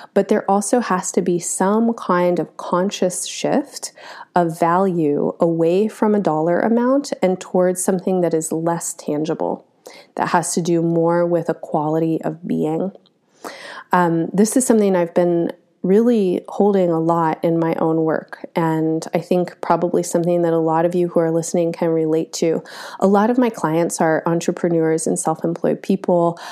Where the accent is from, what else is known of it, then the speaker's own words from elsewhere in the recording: United States; as an American who is pretty typically American